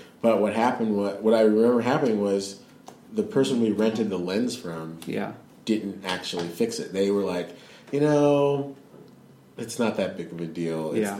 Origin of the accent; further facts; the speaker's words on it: Georgia, United States; I'm from Georgia, guys.